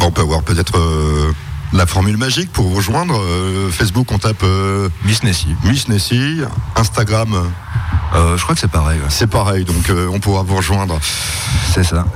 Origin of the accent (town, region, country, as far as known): Strasbourg, Grand Est, France